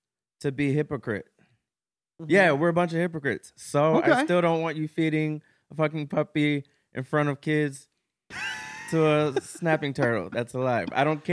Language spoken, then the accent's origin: English; Ohio, United States; I'm from Ohio, but that's the thing about Ohio. There's actual like cities and shit in Ohio.